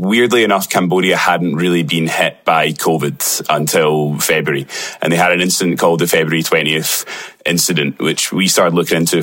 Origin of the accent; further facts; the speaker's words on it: Glasgow, Scotland, United Kingdom; accent: Glaswegian; in my Glaswegian accent